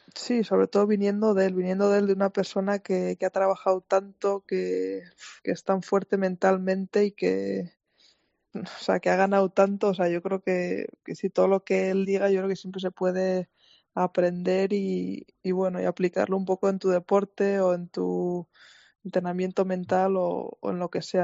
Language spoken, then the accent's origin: Spanish; Ulzama valley, Navarre, Spain; moved away as an adult; now in United States; soy de, de la Reinzar, que es un pueblo en el valle de, Dulzama Ulzama, en, en, Navarra, cerca de Pamplona. Y sí, allí, allí, he vivido toda mi vida hasta los 18 años